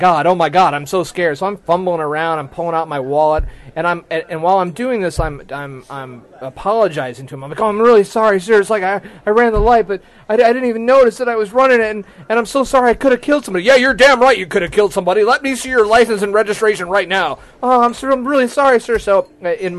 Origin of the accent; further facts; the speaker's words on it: Ann Arbor, Michigan, United States; Ann Arbor, my hometown